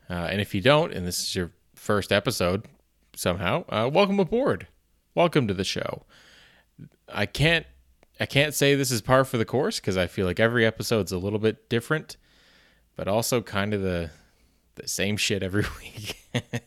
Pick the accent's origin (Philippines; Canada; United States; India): Canada; being a Canadian